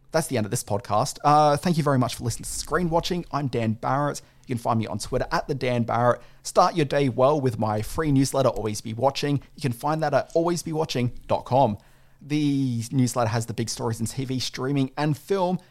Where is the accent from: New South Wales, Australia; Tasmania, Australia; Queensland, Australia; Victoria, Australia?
Queensland, Australia; Brisbane; I'm from Brisbane